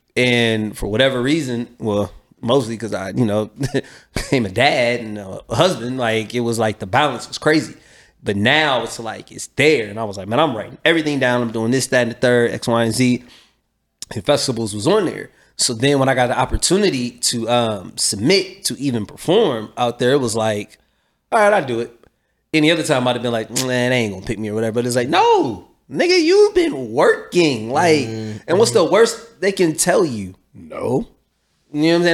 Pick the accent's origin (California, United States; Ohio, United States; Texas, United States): Ohio, United States; Columbus; I'm from Columbus, 800 South Champion, right here